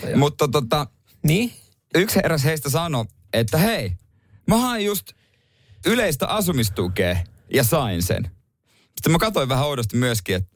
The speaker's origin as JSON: {"language": "Finnish", "town": "Seinäjoki", "region": "South Ostrobothnia", "country": "Finland", "said": "meillä päin silloin Seinäjoella"}